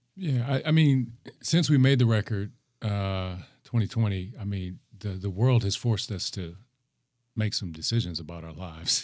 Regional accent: Minneapolis, Minnesota, United States; I'm from the north side

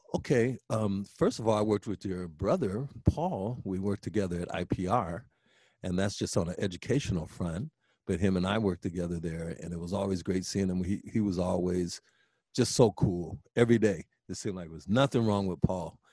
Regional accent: Des Moines, Iowa, United States; now in Twin Cities, United States; I came from Des Moines

